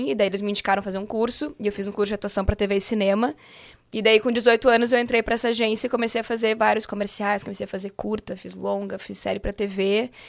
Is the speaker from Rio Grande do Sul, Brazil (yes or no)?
yes; Porto Alegre, Rio Grande do Sul, Brazil; Eu sou de Porto Alegre, né? E tinha uma casa noturna lá em Porto Alegre